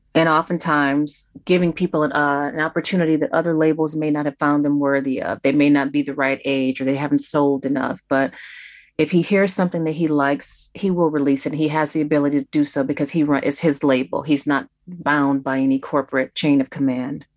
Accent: Detroit, Michigan, United States; I grew up in Detroit listening to WJZZ

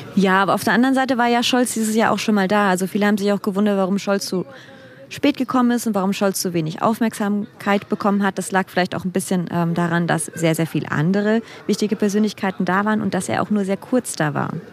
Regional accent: Germany; now in India; ich bin Deutsche

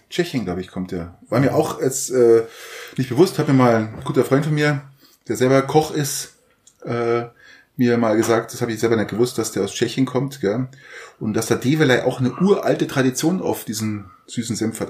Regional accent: Garmisch-Partenkirchen, Bavaria, Germany; ich komme ja aus Garmisch

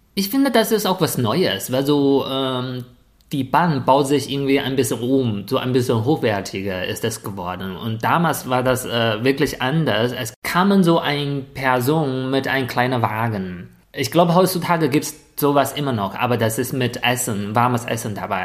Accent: a village near Shijiazhuang, Hebei, China; German is a second language; moved away as an adult; now in Germany; weil ich von einem Dorfkind zu einem Stadtkind geworden bin

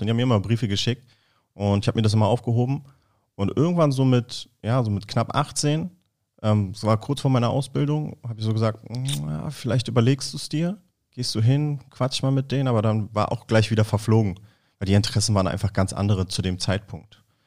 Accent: Berlin, Germany; ich bin Berliner Junge, Berlin geboren, Berlin aufgewachsen

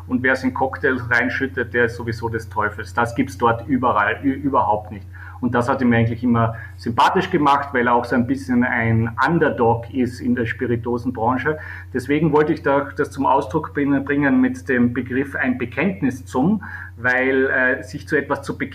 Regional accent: Weissensee, Carinthia, Austria; äh, der Ort, wo ich aufgewachsen bin und wo ich äh, jetzt mal den Sommer verbringe.

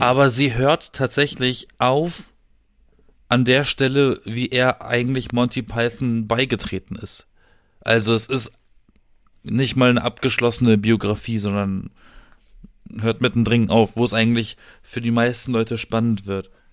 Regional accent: Black Forest, Baden-Württemberg, Germany; moved away as an adult; now in Berlin, Germany; ich bin im Schwarzwald geboren.

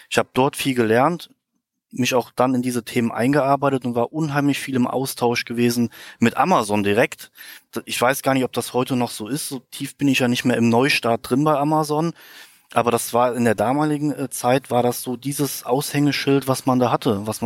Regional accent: Koblenz, Rhineland-Palatinate, Germany; In meiner Heimat dann auch mich um die Lieferanten gekümmert. Ich konnte dann auch einen zweiten Lieferanten finden, der auch in der Heimat war damals, ich bin ja hier aus der Koblenzer Ecke, der auch Bettwaren produziert hat

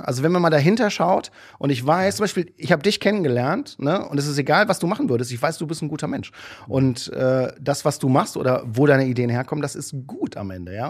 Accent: Düsseldorf, North Rhine-Westphalia, Germany; ich komme ja aus Düsseldorf, also da die Ecke Düsseldorf

